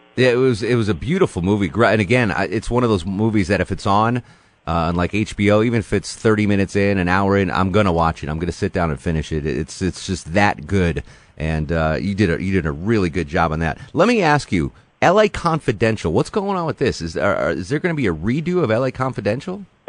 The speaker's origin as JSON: {"language": "English", "region": "Connecticut", "country": "United States", "tie": "born or raised there", "moved": "yes", "lives_now": "Atlanta, United States", "said": "I'm from Connecticut"}